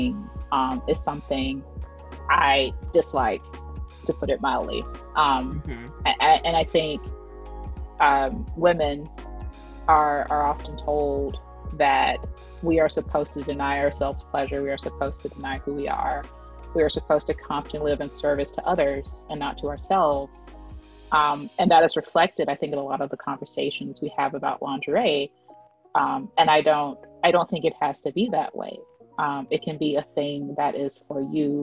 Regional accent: Southern, United States; accent: Southern; my Southern accent

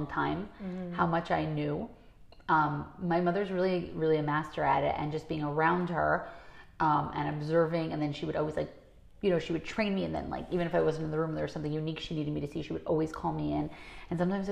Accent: New York City, New York, United States; I grew up in Crown Heights

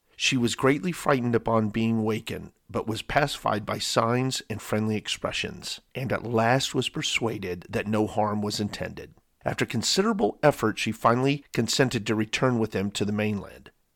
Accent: San Diego, California, United States; growing up in San Diego, California

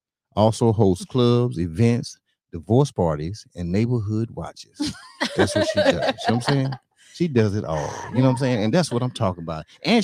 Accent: North Carolina, United States; on, I'm from North Carolina. This is how we do it.

